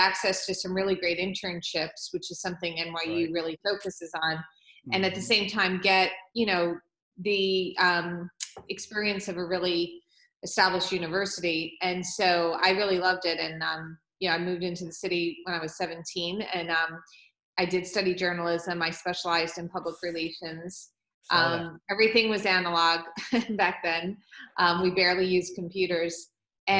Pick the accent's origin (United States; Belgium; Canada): United States; Long Island, New York; I grew up on Long Island